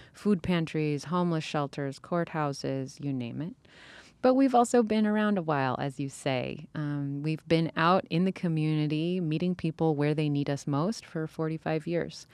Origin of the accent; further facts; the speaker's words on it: California, United States; I grew up in California